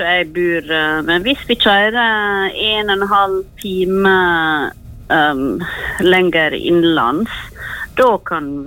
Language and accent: Norwegian; Norway; Jeg var nå hjemme i Norge i mars, april, mai. Og det var kjekt å komme hjem igjen og se snøen.